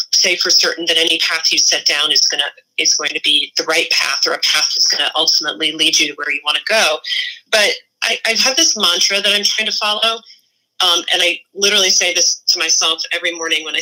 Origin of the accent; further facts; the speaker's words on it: Massachusetts, United States; I'm from Massachusetts, so I also have this weird Yankee thing